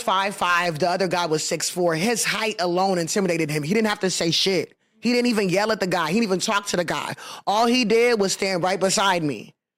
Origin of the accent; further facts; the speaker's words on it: Houston, Texas, United States; I'm from Houston, Texas